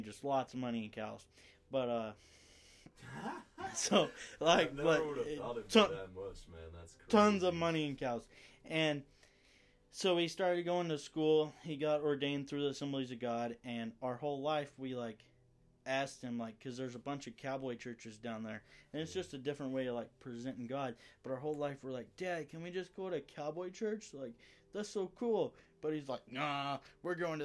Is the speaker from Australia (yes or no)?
no; between Paris and Sulphur Springs, Northeast Texas, United States; I grew up in Northeast Texas, and between two towns called Paris, Texas, and Sulphur Springs, Texas, about an hour north of Dallas